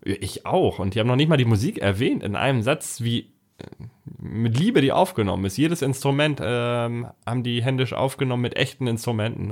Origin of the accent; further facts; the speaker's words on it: Hamburg, Germany; bei uns in Hamburg